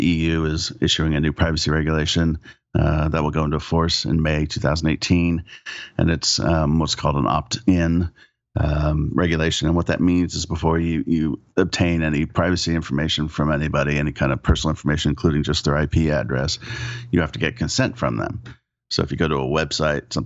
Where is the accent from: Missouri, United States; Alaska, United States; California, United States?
California, United States; also born or lived in Oklahoma; I was born in Oklahoma, of all places. Ended up moving to California early on. Thank goodness. And was raised in California